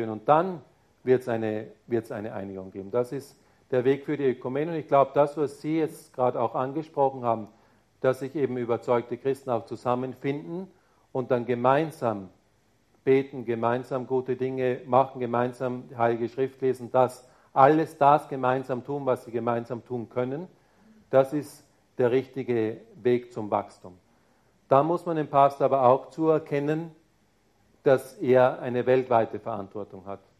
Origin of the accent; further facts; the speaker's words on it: Bavaria, Germany; Ja, ich bin Bayer. Das heißt, da ist schon auch kulturell ein Unterschied da.